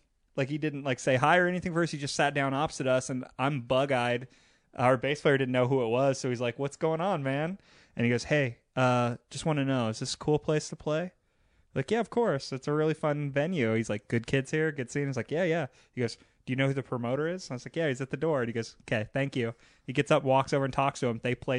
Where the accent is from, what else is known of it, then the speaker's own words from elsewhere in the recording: Bakersfield, California, United States; now in Los Angeles, United States; I grew up in Bakersfield, California